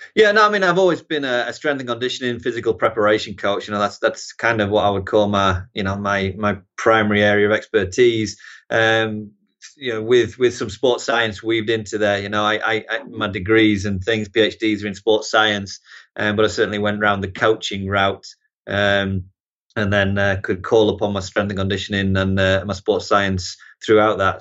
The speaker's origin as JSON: {"language": "English", "town": "Harrogate", "region": "Yorkshire and the Humber", "country": "United Kingdom", "also_born_or_lived": "Newcastle upon Tyne, England", "moved": "as an adult", "lives_now": "United States", "said": "originally North Yorkshire, yeah, Harrogate, Knaresborough region, and then, uh, moved to Newcastle for college, and, uh, I kinda call Newcastle home now"}